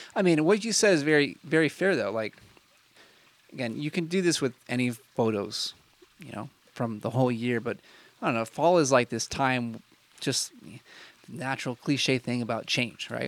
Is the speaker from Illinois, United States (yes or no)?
yes; Illinois, United States; moved away as an adult; also born or lived in Indiana; this was my home for twenty s, well, if you don't include college, I don't know, twenty, twenty years or so